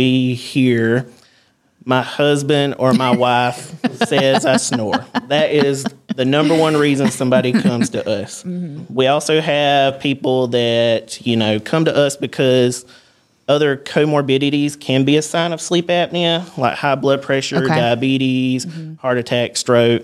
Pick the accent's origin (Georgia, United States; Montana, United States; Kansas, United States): Georgia, United States; Osceola; I'm from Osceola, Georgia.